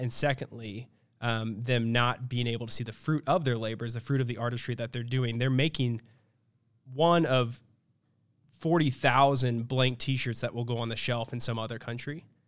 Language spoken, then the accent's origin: English; Kansas City, Missouri, United States; I grew up in Kansas City, Missouri